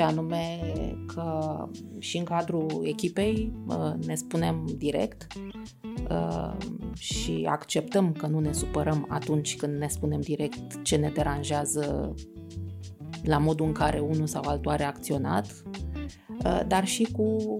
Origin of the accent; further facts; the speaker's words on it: Romania; noi, așa ca români